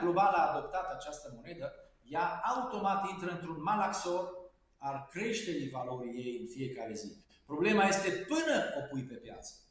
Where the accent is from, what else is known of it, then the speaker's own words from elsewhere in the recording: Târgu Mureș, Mureș County, Romania; eu sunt din Târgu Mureș